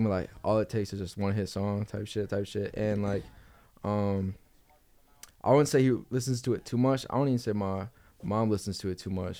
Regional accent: Oak Park, Illinois, United States; also born or lived in Atlanta, Georgia; I was born in Atlanta. Okay. So I lived there for like a couple years, and then my family moved to Illinois.

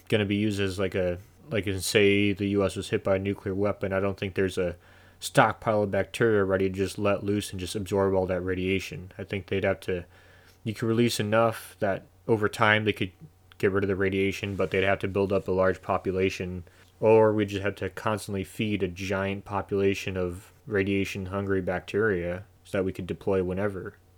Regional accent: United States; I'm an American, so we have the benefit of living in the greatest country on the planet.

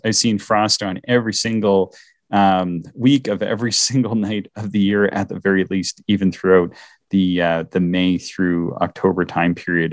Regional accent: Eastern Canada, Canada; moved away; I'm from Eastern Canada

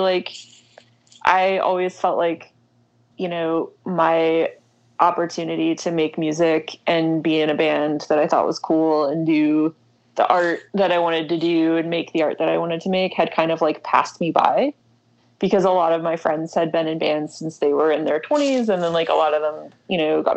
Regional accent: Louisville, Kentucky, United States; now in Lexington, United States; I grew up in Louisville

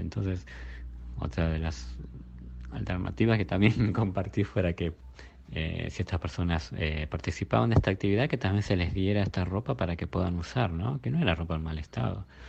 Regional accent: Burzaco, Buenos Aires Province, Argentina; yo soy de Bursaco de Buenos Aires

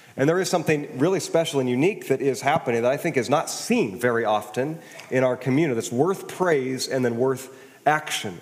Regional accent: Kirkland, Washington, United States; also born or lived in Wisconsin; I grew up in Kirkland

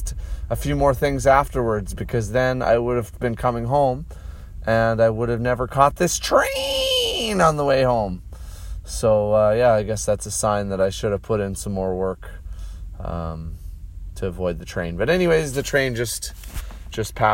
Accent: Canada; now in Saskatoon, Canada; It's part of being Canadian.

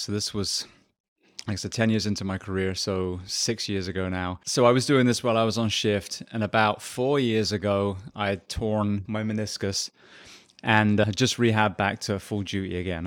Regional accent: England, United Kingdom; moved away as an adult; also born or lived in Japan; now in Ocala, Florida, United States; So I am originally from England. I spent 27 years there.

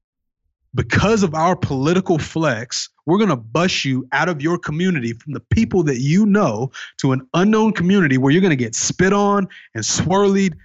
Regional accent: Tennessee, United States; here in my hometown in Tennessee, Jefferson Street

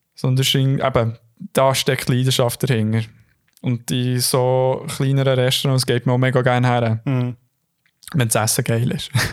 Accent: Switzerland; als Schweizer

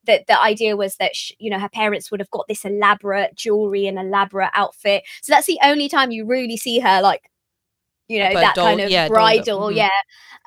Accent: United Kingdom; being British Asian actors

